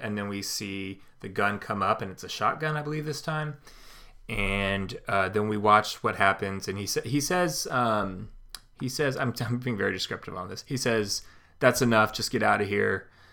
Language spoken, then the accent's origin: English; California, United States; now in Midwest, United States; where I grew up in California